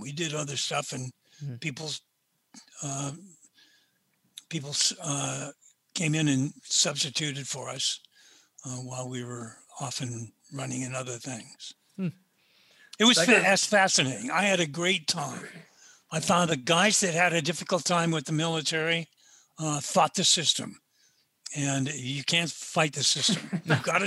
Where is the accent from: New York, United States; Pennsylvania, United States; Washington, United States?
Washington, United States; Seattle; I was brought up in Seattle